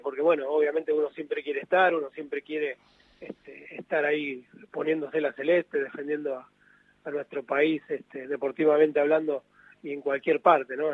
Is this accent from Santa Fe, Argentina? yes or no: no; San Pedro, Buenos Aires Province, Argentina; yo soy de acá de San Pedro